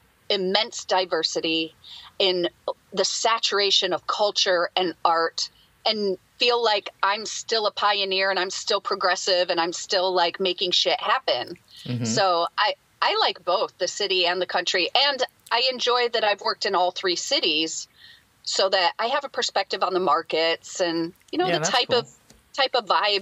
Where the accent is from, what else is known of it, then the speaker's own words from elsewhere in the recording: Michigan, United States; now in Los Angeles, United States; I grew up in a farm town in Michigan. Very rural.